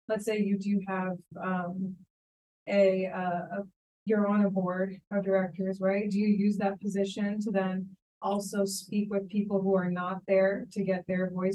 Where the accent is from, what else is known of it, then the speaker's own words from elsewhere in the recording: Philadelphia, Pennsylvania, United States; also born or lived in India; now in New York City, United States; I was born in India, but grew up in the suburbs of Philly.